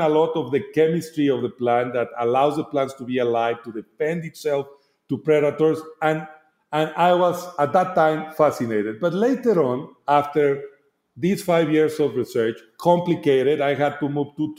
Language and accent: English; Guadalajara, Jalisco, Mexico; English is a second language; now in Mexico City, Mexico; I am from Guadalajara. I grew up having relatively close industry of agave.